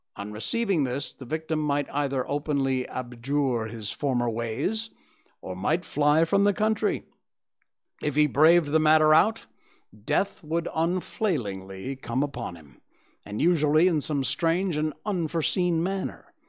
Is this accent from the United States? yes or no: yes; Cornwall, Connecticut, United States; I grew up in Cornwall, Connecticut